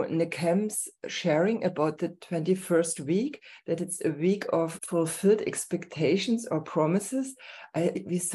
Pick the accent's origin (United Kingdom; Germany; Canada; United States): Germany; Herrnhut, Saxony; I come from Herrnhut